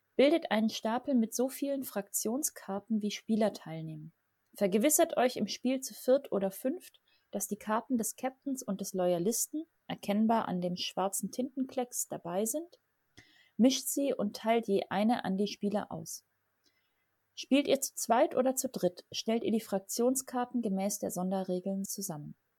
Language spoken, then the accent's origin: German; Southern Germany, Germany; ich komme aus Süddeutschland